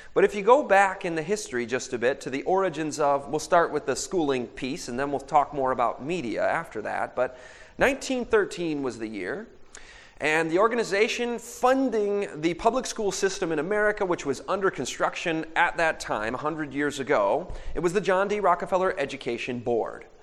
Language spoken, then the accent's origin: English; Michigan, United States; I'm from Michigan